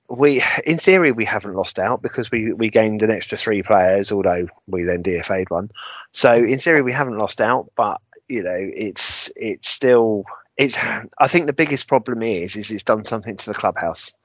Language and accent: English; England, United Kingdom; Being typically English